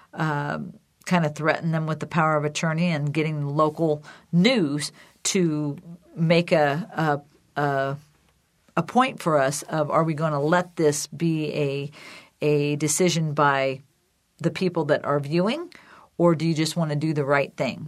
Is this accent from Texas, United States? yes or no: no; Decatur, Illinois, United States; my sister and Sue and I started the CareTrack Foundation in Decatur, Illinois, my hometown